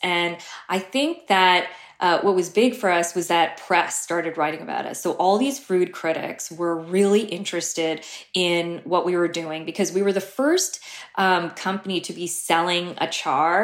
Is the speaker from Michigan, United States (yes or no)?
no; New Jersey, United States; also born or lived in Brooklyn; I grew up in Jersey